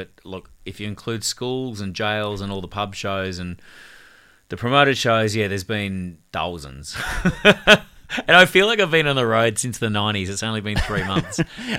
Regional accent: Hong Kong; so I grew up in Hong Kong for 6 years. My dad was a social worker for the Salvation Army running refugee camps.

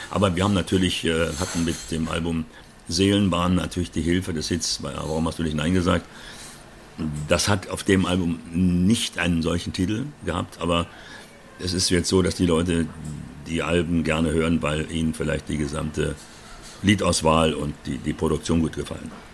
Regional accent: Berlin, Germany; moved away; ich komme aus Berlin, Wedding, und bin dort aufgewachsen

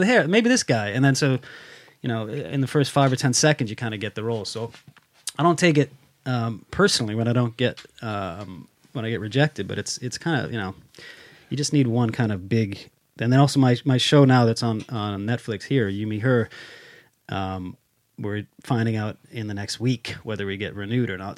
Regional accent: United States; moved away as an adult; now in Sweden; I'm also an American stuck in Sweden

